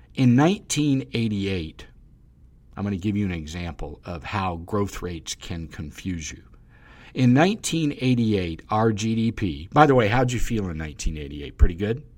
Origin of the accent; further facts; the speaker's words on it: the South, United States; I'm from the South